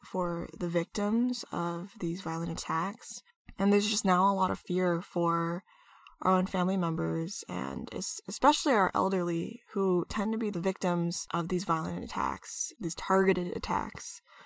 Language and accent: English; United States; As a Filipino American woman myself